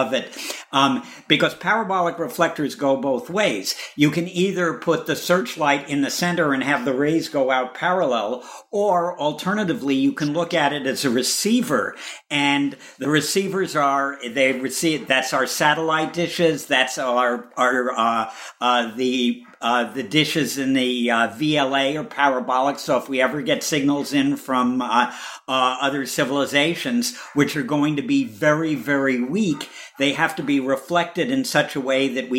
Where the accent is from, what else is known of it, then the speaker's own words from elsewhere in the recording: Chicago, Illinois, United States; I'm a Chicagoan